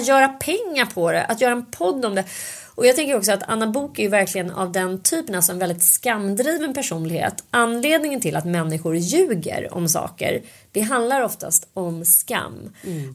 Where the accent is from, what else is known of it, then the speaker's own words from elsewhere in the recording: Stockholm, Stockholm County, Sweden; när jag växte upp då på Söder